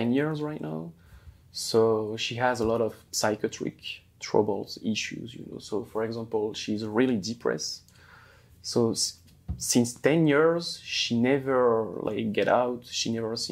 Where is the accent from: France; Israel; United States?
France; Hauts-de-France; I'm 33 years old, originally from the north of France, like close to Belgium